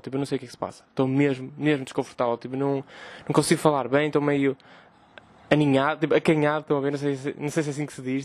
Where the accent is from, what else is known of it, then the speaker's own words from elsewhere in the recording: Vila Nova de Gaia, Norte, Portugal; also born or lived in Porto; sou de Gaia